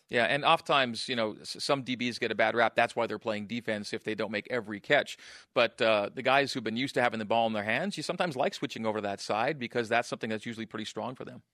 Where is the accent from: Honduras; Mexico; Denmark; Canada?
Canada; born or raised there; moved away